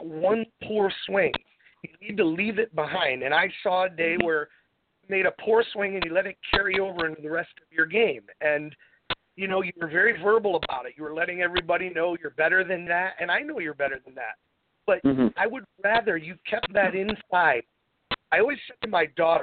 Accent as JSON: {"language": "English", "town": "Endicott", "region": "New York", "country": "United States", "tie": "born or raised there", "moved": "yes", "lives_now": "Fort Lauderdale, United States", "said": "now home of the Dick's Open right here in my hometown"}